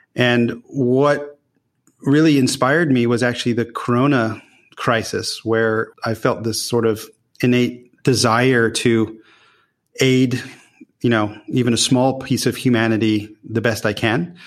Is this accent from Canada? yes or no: no; Newport Beach, California, United States; moved away as an adult; also born or lived in Los Angeles / Utah; now in Netherlands; I grew up really on the West Coast, so formidable years in Newport Beach in Orange County.